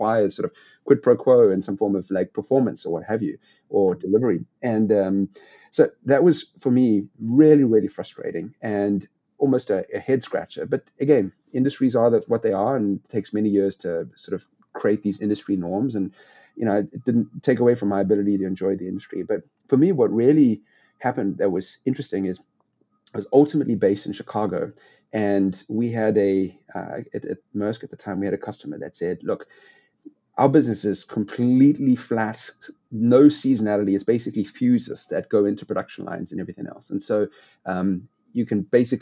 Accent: South Africa; moved away as an adult; I grew up in South Africa, went to university in South Africa

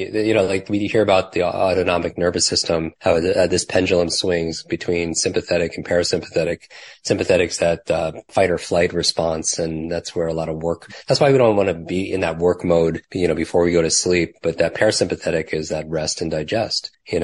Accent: Northeast, United States; I grew up in the Northeast. Yeah. Yep. Don't love the cold, but.

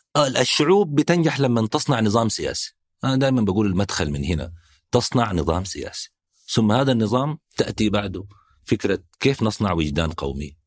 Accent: Northern Sudan, Sudan; أنا من الشمال

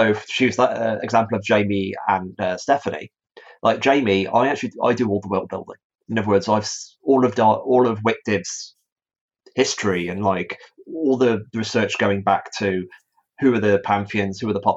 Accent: Stafford, West Midlands, United Kingdom; my hometown of Stafford

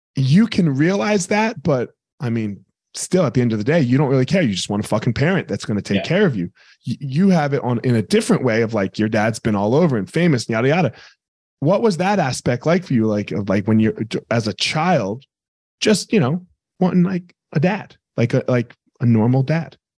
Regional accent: Franklinville, New Jersey, United States; I grew up in Jersey, so I grew up right outside of New Jersey, a little town called Franklinville, New Jersey

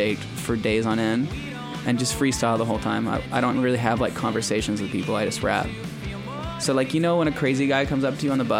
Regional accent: Belmont, California, United States; born there; I was born in Belmont, motherfucker.

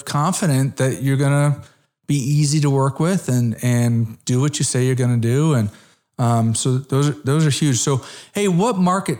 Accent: Connecticut, United States; also born or lived in South Florida; now in Dallas, United States; So I'm originally an East Coast guy. I'm from Connecticut. I spent 14 years in South Florida. And then I've been in the Dallas market for 11 or 12 years.

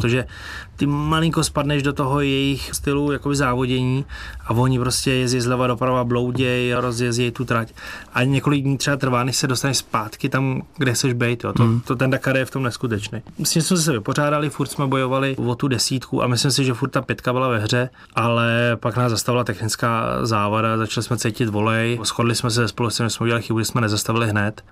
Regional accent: Czechia; Z Čech

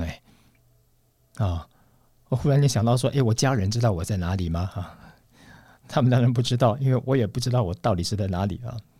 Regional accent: Taiwan; moved away as an adult; also born or lived in Moscow, Russia / Saint Petersburg, Russia; 我们是从台湾来的，拿到中华民国护照的

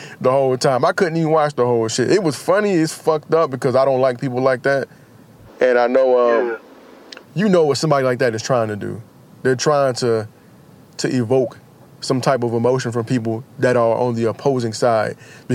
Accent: United States; as an American

